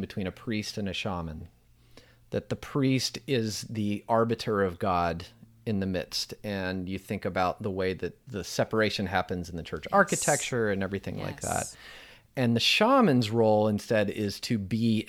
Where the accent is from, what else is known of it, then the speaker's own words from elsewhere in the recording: United States; a cishet white dude growing up in America